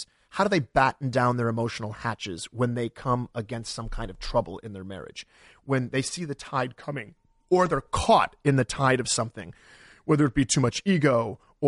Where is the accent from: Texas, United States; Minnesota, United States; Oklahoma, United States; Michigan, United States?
Michigan, United States; Detroit; Detroit, my hometown